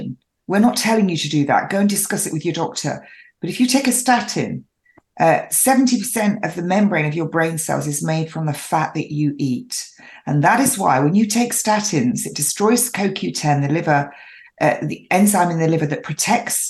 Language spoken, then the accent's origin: English; England, United Kingdom; I'm an English rose